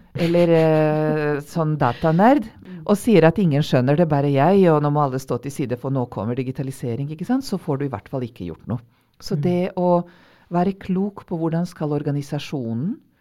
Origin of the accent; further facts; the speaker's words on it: Vojvodina, Serbia; Norwegian is a second language; now in Norway; jeg er opprinnelig eh, fra gamle Jugoslavia